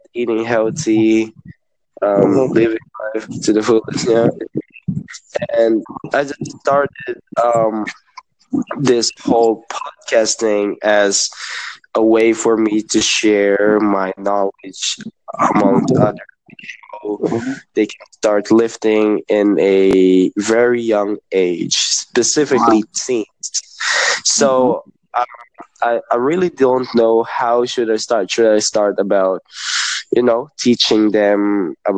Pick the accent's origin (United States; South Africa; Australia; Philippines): Philippines; Iloilo, Western Visayas; I'm from the Philippines here in Iloilo.